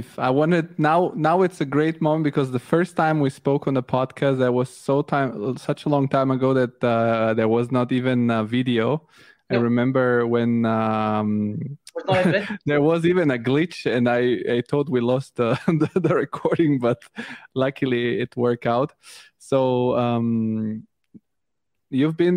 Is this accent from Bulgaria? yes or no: yes; Bulgaria; I come from Bulgaria